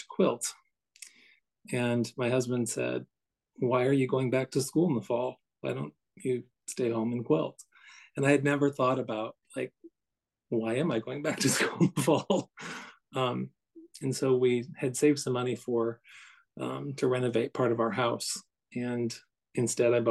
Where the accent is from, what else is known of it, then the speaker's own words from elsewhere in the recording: Midwest, United States; also born or lived in Morris County, New Jersey; now in New Jersey, United States; I'm from the Midwest, where I think of that as being very rural